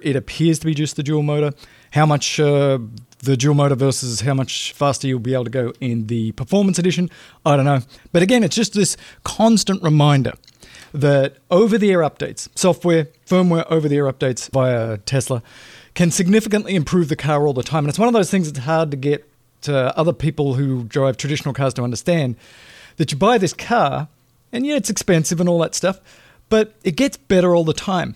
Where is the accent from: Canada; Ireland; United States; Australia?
Australia; moved away; I'm an Australian, right? Grew up in a socialist country.